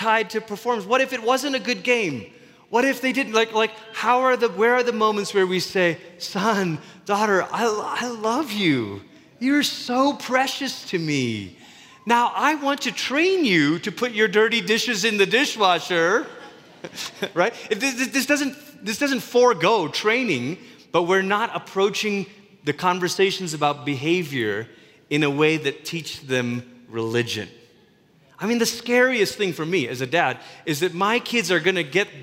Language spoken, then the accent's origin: English; Malaysia; Growing up in Malaysia